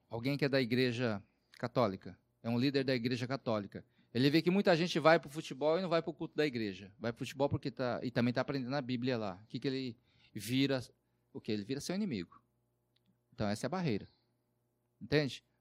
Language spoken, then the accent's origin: Portuguese; Southeast, Brazil; A gente é do Sudeste, no contexto urbano, e você vai para o norte do país, que é muito diferente, né?